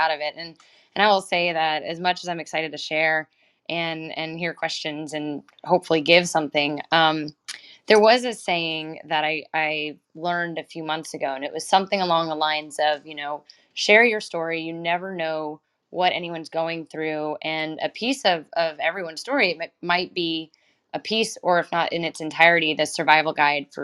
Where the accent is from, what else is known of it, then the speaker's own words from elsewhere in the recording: Lindenhurst, New York, United States; moved away as an adult; now in Texas, United States; I was born and raised in New York, proud Long Islander from a place called Lindenhurst